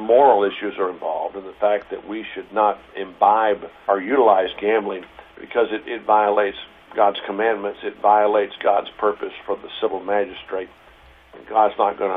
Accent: Houston, Texas, United States; also born or lived in Princeton; I grew up in Houston

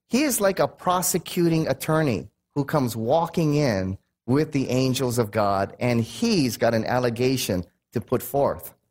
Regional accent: United States; I'm American

